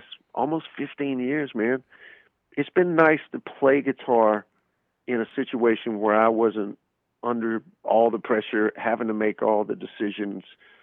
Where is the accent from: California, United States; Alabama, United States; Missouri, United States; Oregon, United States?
Alabama, United States; Birmingham; my hometown of Birmingham, Alabama.